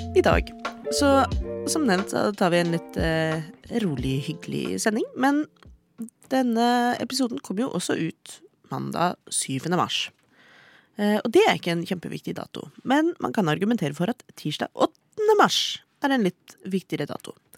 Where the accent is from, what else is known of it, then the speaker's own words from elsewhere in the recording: Oslo, Norway; Jeg er fra Oslo.